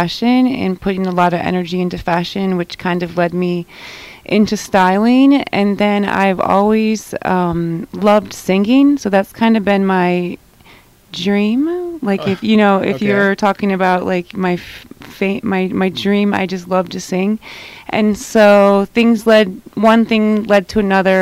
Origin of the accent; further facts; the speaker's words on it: Midwest, United States; I'm from the Midwest and corporate America